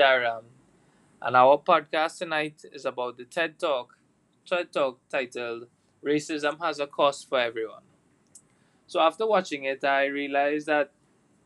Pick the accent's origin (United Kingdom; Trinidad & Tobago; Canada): Trinidad & Tobago; we're from Trinidad and Tobago